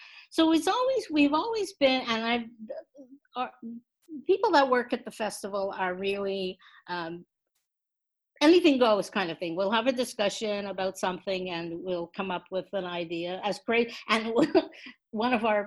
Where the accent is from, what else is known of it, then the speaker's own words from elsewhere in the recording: Montreal, Quebec, Canada; when I was a kid growing up in Montreal